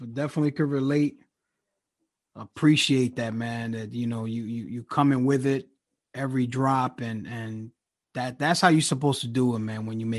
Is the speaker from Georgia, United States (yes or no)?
no; New York, United States; now in Philadelphia, United States; born and raised in New York, and then I moved to Philly.